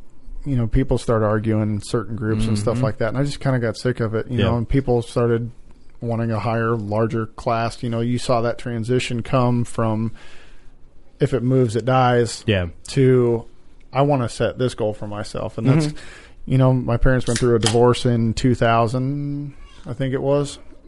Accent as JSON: {"language": "English", "town": "Nevada", "region": "Iowa", "country": "United States", "tie": "born or raised there", "said": "I was born and raised small town in Nevada, Iowa, just outside of Ames."}